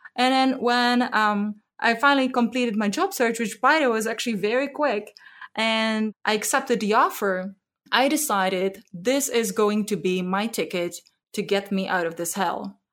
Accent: Zlín, Zlín Region, Czechia; moved away as an adult; now in Bay Area, United States; I grew up in the Czech Republic in a small town called Zlín

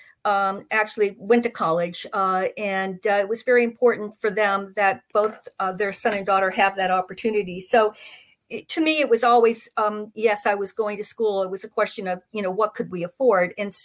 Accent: Miami, Florida, United States; I grew up in Miami, Florida in the 50s

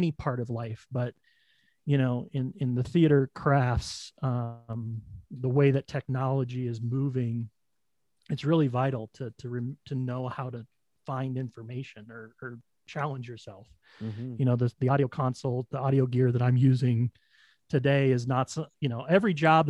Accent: Billings, Montana, United States; moved away as an adult; also born or lived in Sheridan, Wyoming; now in Denver, United States; I grew up in Sheridan, Wyoming, in Billings, Montana

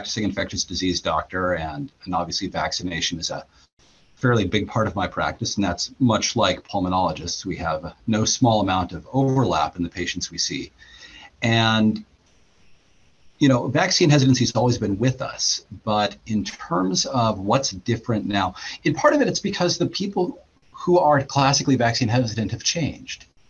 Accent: Pacific Northwest, United States; I grew up in the Pacific Northwest

